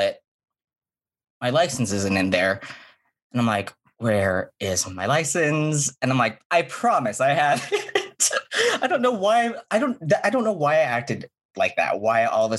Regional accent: Hawaii, United States; moved away; I'm from Hawaii

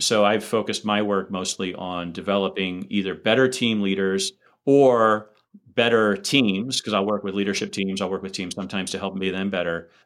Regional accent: United States; I'm an American, so I come from a highly individualistic rather than a collectivist society

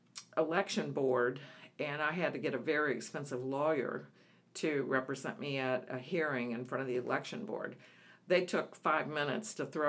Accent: Alabama, United States; And he's from Mississippi, and I'm originally from Alabama.

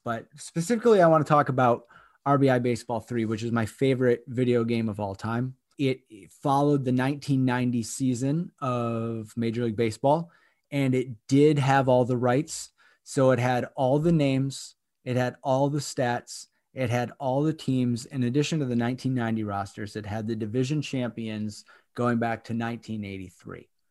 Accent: Michigan, United States; growing up in Michigan

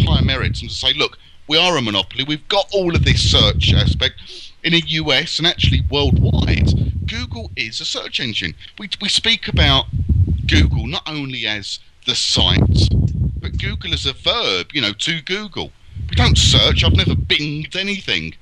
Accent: United Kingdom; as a Brit

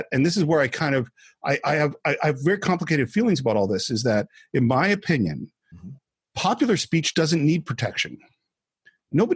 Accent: San Francisco Bay Area, California, United States; I grew up in the San Francisco Bay Area in the 70s

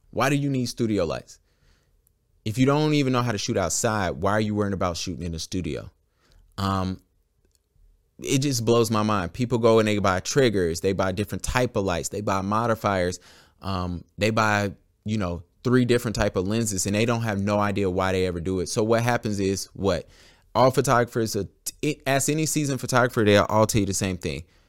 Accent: Charlotte, North Carolina, United States; I am a Charlotte photographer, born and raised in Charlotte in the Queen City

